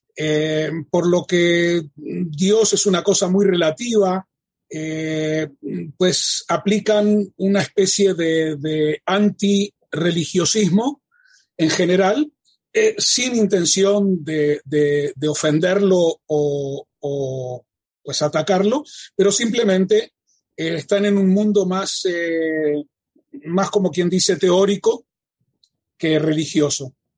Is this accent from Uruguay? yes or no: yes; Uruguay; moved away as an adult; now in Israel; Nací en la República Oriental del Uruguay